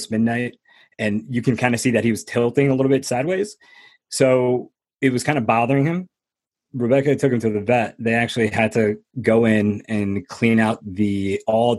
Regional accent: New Jersey, United States; also born or lived in Florida; I was born in Florida. And then finally we got to New Jersey, and my mother worked extremely hard by herself. She worked like three jobs, raised my brother

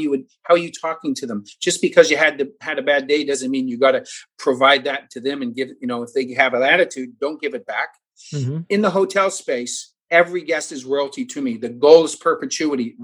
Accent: Toronto, Ontario, Canada; moved away as an adult; now in South Florida, United States; I'm originally from Toronto, Ontario, Canada. I've been down here for about 12 years

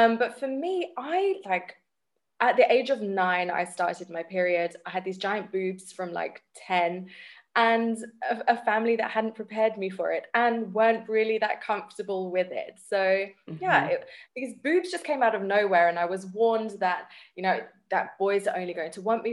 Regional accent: England, United Kingdom; now in South Africa; I grew up in England, yeah. I'm British. Although I'm in South Africa now

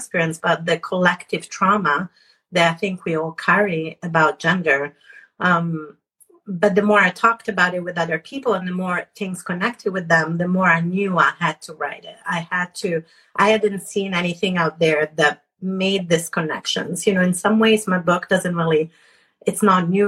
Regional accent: Italy; moved away; I was born in Italy

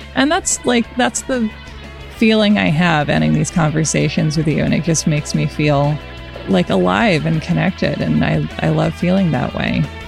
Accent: United States; I am an American

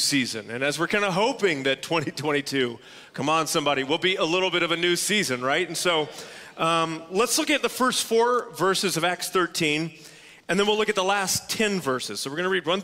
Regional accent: Tulsa, Oklahoma, United States; also born or lived in Texas; I hail from Tulsa, Oklahoma. I was born in Texas. Moved to Tulsa when my parents did, when I was 2.5 years old

